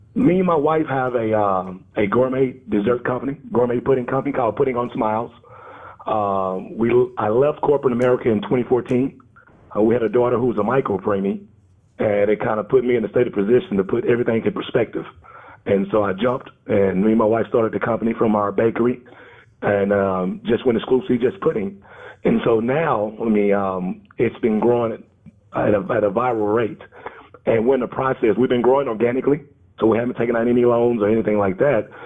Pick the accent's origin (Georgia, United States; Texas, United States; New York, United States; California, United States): Texas, United States; Dallas; I'm from Dallas, Texas.